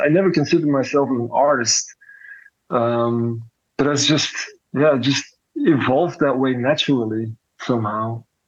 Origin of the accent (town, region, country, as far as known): Belgium; born or raised there; now in Antwerp, Belgium